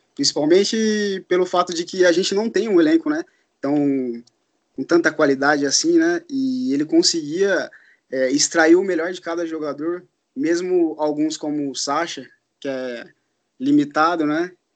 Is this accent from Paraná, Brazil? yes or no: no; Araraquara, São Paulo, Brazil; eu sou morador de Araraquara, aqui no interior de São Paulo